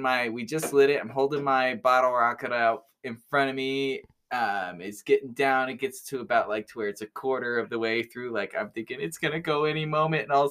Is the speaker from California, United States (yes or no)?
yes; California, United States; I'm from California